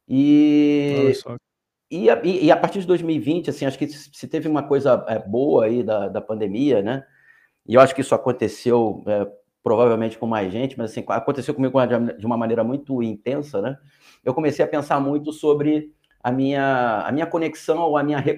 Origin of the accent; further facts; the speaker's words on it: Rio de Janeiro, Brazil; eu sou carioca e moro aqui no Rio de Janeiro.